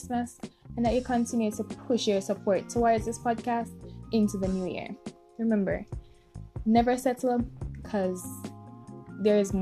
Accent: Jamaica; us as Jamaican people

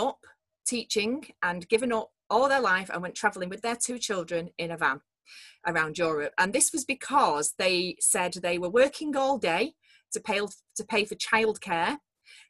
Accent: Manchester, North West England, United Kingdom; we're from Manchester

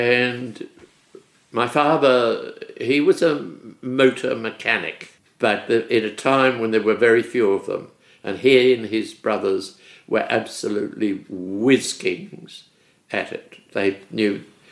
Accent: Melbourne, Victoria, Australia; moved away as an adult; also born or lived in Sydney; I was born in Melbourne. I'd never left Melbourne until I went off on this tour.

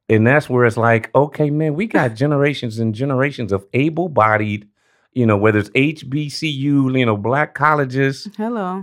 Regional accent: Los Angeles, California, United States; Born and raised in South South Central LA, Crenshaw District

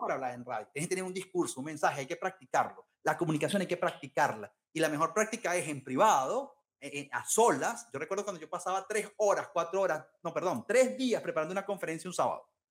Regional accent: Venezuela; also born or lived in London

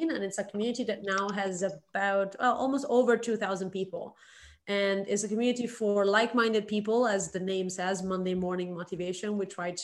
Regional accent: Milan, Lombardy, Italy; moved away as an adult; now in Shanghai, China; I'm originally from Milan, Italy

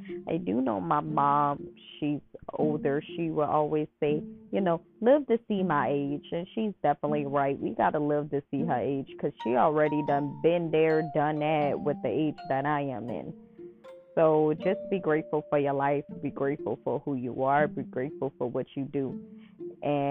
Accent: New Orleans, Louisiana, United States; I'm from New Orleans, so I'm a hometown girl

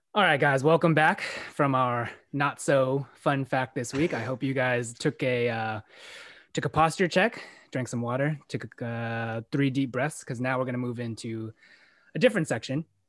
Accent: San Francisco, California, United States; growing up in San Francisco

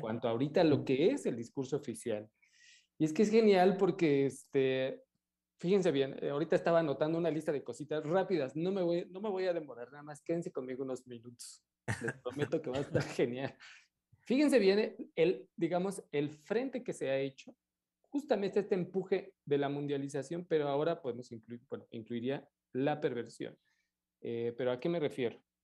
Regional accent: Mexico; como mexicanos

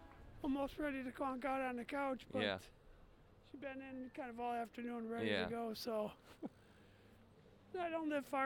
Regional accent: Chicago, Illinois, United States; also born or lived in Crystal Lake, Illinois; I grew up in Chicago.

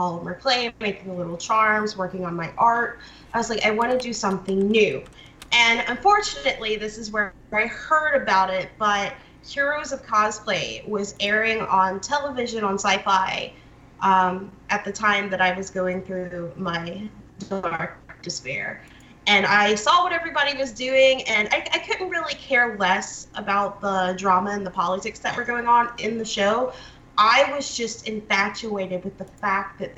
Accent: Louisiana, United States; moved away; also born or lived in Pennsylvania; I'm actually from Louisiana

